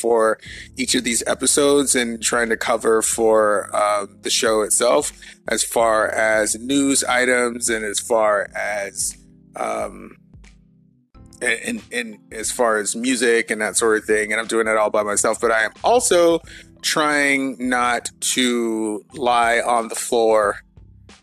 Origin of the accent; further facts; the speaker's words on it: Atlanta, Georgia, United States; my hometown of Atlanta